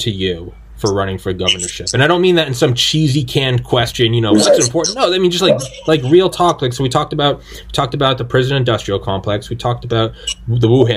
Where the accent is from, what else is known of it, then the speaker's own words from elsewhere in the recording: New Hampshire, United States; moved away; also born or lived in Atlanta, Georgia; I was born in New Hampshire. If you call me a New Hampshire guy, that's just where I'm from.